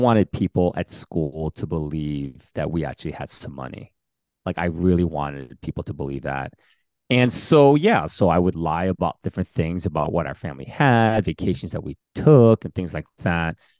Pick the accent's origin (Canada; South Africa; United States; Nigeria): United States; Bergen County, New Jersey; also born or lived in Queens, New York; growing up in Bergen County